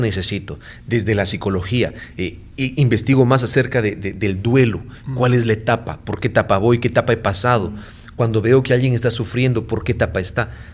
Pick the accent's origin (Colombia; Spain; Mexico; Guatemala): Guatemala; moved away as an adult; now in San Salvador, El Salvador; soy guatemalteco.